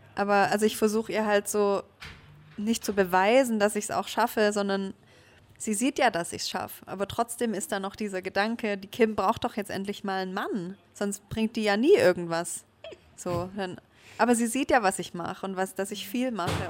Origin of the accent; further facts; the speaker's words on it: Stuttgart, Baden-Württemberg, Germany; deswegen hat es mich auch noch nie aus Stuttgart so wirklich weiter weggezogen, weil ich das, ja, es ist meine Heimat